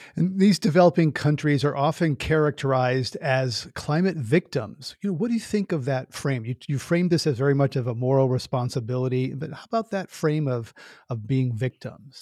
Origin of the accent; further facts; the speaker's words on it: United States; as an American